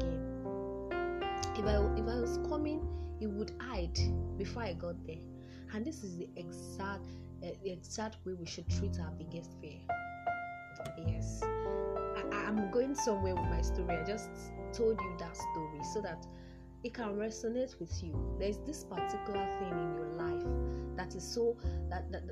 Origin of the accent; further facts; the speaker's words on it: Yoruba land, Yorubaland, Nigeria; I'm from the Yoruba tribe of Nigeria